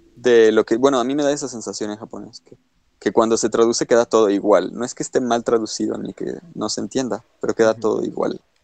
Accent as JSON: {"language": "Spanish", "country": "Mexico", "said": "a nosotros nos califican como norteños, pero tú y yo estamos de acuerdo en que nosotros no hablamos como norteños"}